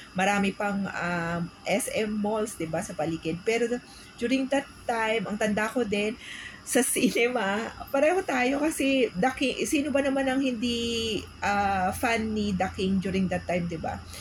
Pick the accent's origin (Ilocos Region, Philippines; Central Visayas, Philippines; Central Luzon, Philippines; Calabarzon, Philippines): Calabarzon, Philippines; taga Cavite kami